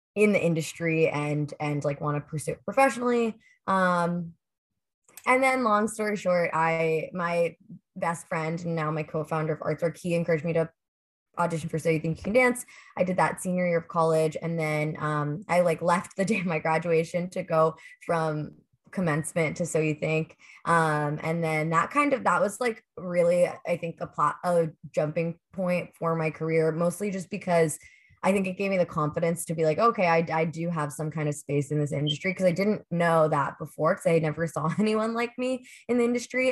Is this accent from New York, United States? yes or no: no; Pittsburgh, Pennsylvania, United States; moved away; I grew up in Pittsburgh